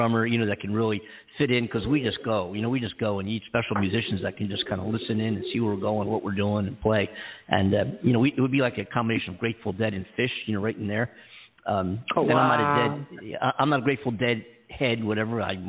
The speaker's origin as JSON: {"language": "English", "town": "Philadelphia", "region": "Pennsylvania", "country": "United States", "tie": "born or raised there", "moved": "yes", "lives_now": "Los Angeles, United States", "said": "Philly's my hometown, you know, I'm born and raised"}